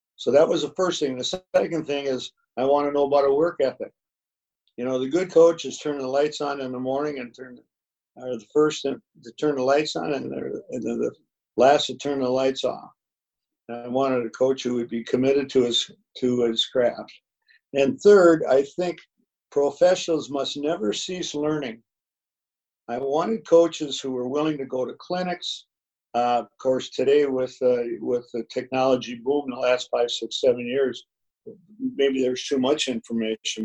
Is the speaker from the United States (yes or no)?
yes; Minneapolis, Minnesota, United States; growing up in North Minneapolis